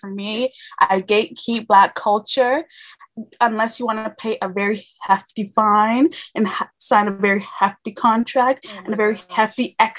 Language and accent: English; Canada; I am Canadian.